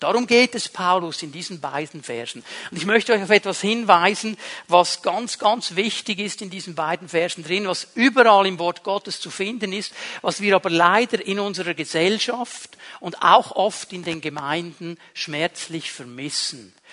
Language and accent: German; Switzerland; Wir als Schweizer